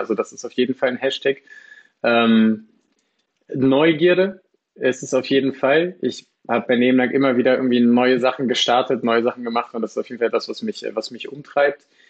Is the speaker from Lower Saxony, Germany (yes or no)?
yes; Lower Saxony, Germany; also born or lived in Australia; Ich komme aus dem, äh, aus dem schönen Niedersachsen